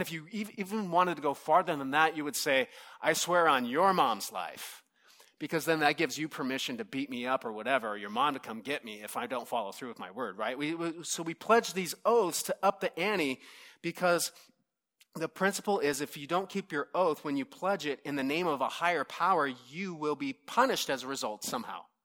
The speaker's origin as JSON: {"language": "English", "region": "Southern California", "country": "United States", "said": "I'm from Southern California"}